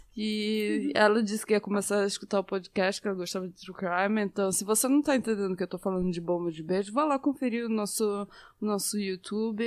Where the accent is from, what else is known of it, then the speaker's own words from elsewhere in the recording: Recife, Pernambuco, Brazil; accent: Norwegian; moved away; da minha adolescência no Recife, quando eu estudava no GEL